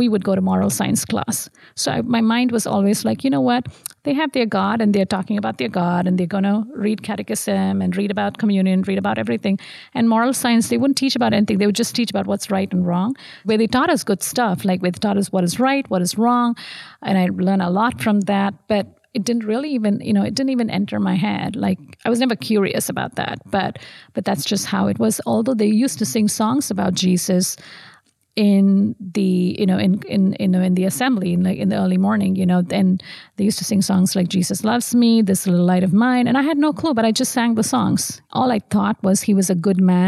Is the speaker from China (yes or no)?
no; Tamil Nadu, India; moved away as an adult; also born or lived in Madurai, Tamil Nadu, India; now in Central Florida, United States; I grew up in South India, so I was born in Madurai, which honestly, it's called a city of temples.